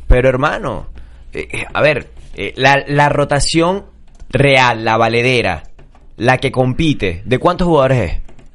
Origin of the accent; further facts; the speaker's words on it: Venezuela; somos venezolanos